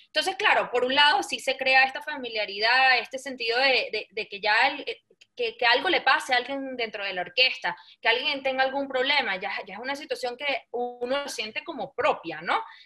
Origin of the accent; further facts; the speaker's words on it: Venezuela; soy venezolana de generaciones y generaciones y generaciones